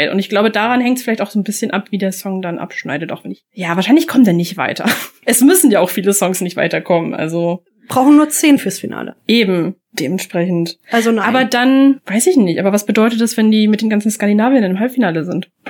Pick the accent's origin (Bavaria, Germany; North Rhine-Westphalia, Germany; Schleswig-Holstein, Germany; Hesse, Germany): Bavaria, Germany; Fun Fact also ich komme aus Oberfranken.